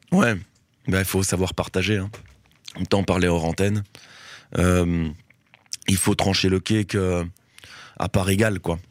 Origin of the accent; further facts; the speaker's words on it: Brussels, Brussels-Capital Region, Belgium; j'ai grandi à Forêt-Wilmans qui est euh, bon maintenant ça c'est un peu ça c'est assez fortement gentrifié mais euh, ça reste euh, ça restait un des quartiers un quartier populaire de, Bruxelles